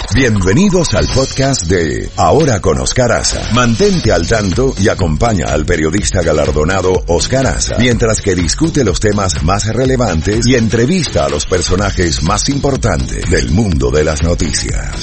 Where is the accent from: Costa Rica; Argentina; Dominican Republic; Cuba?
Dominican Republic; mi país